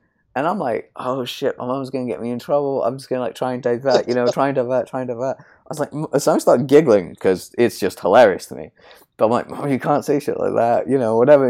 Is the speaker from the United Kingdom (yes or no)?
yes; United Kingdom; I'm British